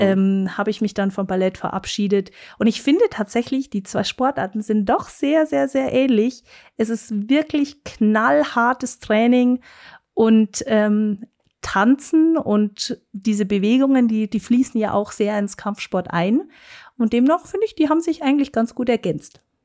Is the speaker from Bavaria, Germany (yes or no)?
yes; Munich, Bavaria, Germany; accent: Bavarian; first language German; ich bin ein äh, Münchner Kindel und keine zur Großte, wie man so schön hier in München sagt, sondern gebürtige Münchnerin und äh, spreche tatsächlich auch nur Deutsch und Bayerisch.